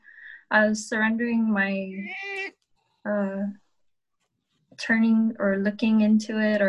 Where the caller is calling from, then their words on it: Guam; I'm coming from Guam, out in the Pacific Ocean.